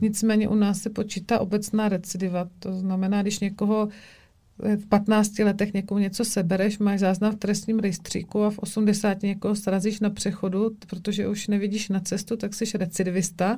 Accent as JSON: {"language": "Czech", "town": "Brno", "region": "South Moravian Region", "country": "Czechia", "said": "u nás v Brně, v Šalině"}